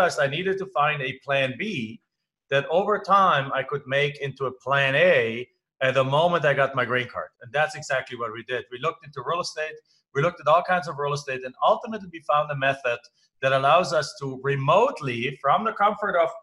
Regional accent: Germany; English is a second language; moved away as an adult; now in United States; I'm not from the United States. I live in the United States. I am an American citizen now, but I'm originally from Germany.

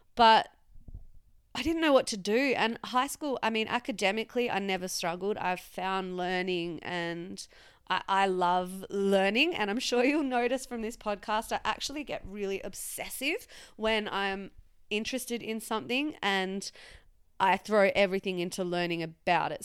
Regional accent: Western Australia, Australia; moved away; it all started, I guess, in a small country town in, uh, Western Australia

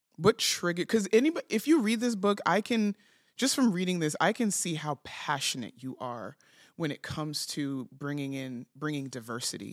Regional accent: New York City, New York, United States; moved away as an adult; I lived, born and raised, lived my whole life in New York City. I moved here at the end of twenty twenty

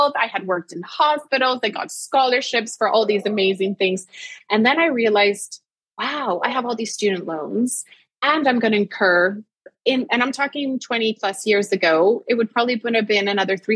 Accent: Puerto Rico; I was born and raised in Puerto Rico

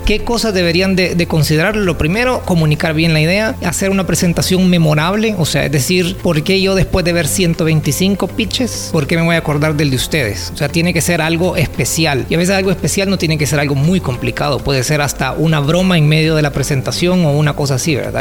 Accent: Santa Ana, El Salvador; moved away as an adult; also born or lived in San Salvador; Yo soy de Santa Ana y vivía en San Salvador.

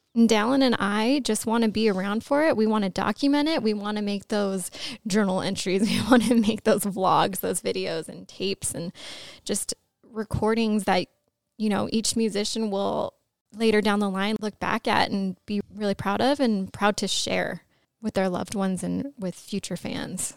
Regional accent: Los Angeles, California, United States; I grew up in Los Angeles

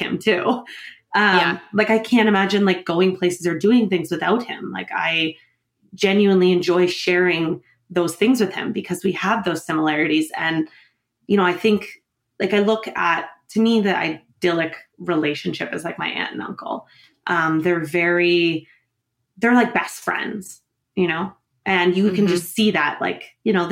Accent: New Brunswick, Canada; moved away; also born or lived in Ontario; I was born in Ontario. So I grew up there in New Brunswick

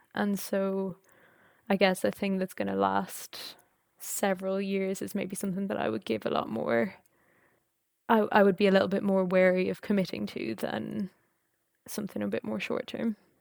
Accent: Ireland; moved away as an adult; also born or lived in France / Edinburgh, United Kingdom; I'm Irish

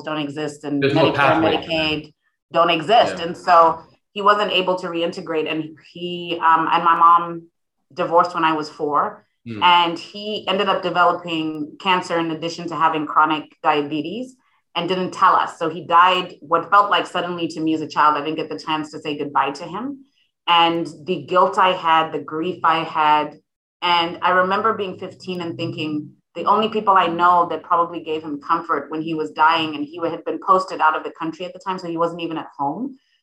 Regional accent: Harare, Zimbabwe; now in St. Louis, United States; growing up in Harare, Zimbabwe

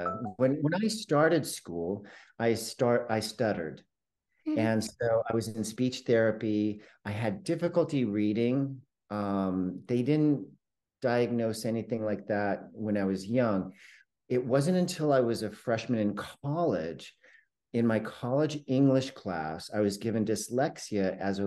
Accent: El Cajon, California, United States; also born or lived in San Diego; I was born in San Diego, and I grew up in El Cajon, which is a suburb of San Diego.

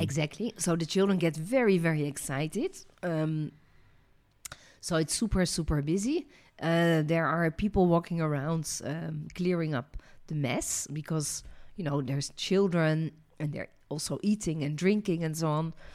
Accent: Netherlands; also born or lived in France; now in Israel; I was born in Holland.

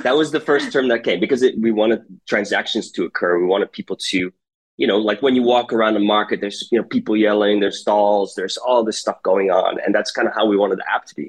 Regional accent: United States; now in Rotterdam, Netherlands; I grew up in the United States. That maybe kind of gives away my accent

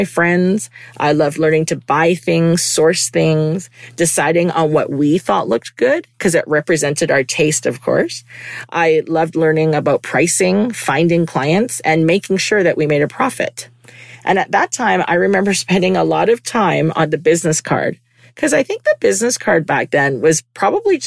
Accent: Vancouver, British Columbia, Canada; moved away as an adult; also born or lived in United States; I was born and raised in Vancouver

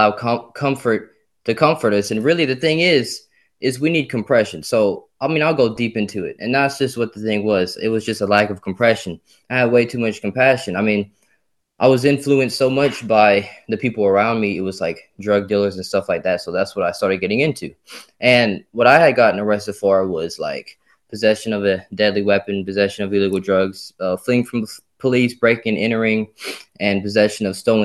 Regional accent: Simmesport, Louisiana, United States; I was born in Simsport, Louisiana.

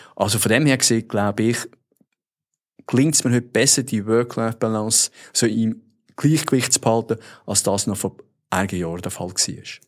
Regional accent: Switzerland; accent: Swiss German; now in United States; als Schweizer

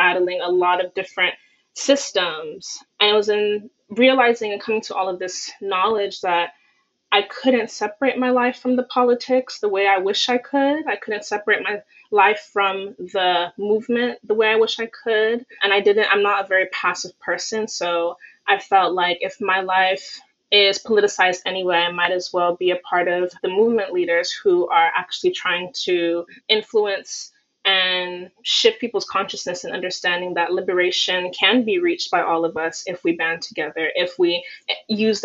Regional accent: McAllen, Texas, United States; I'm from McAllen, Texas, which is about 30 minutes from the Mexico border

